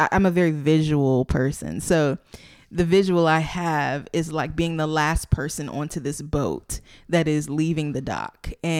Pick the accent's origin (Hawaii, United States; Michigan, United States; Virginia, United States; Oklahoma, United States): Virginia, United States; Chesapeake; also born or lived in Kansas City / Atlanta; So yeah, I went to college here. I'm officially from Chesapeake.